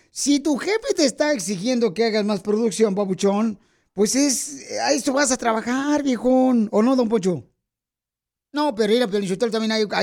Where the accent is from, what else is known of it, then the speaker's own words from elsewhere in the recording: Bolivia; now in Bloomington, United States; Sálvale, campeón, porque aquí venimos de Bolivia, Estados Unidos, aquí a Bloomington.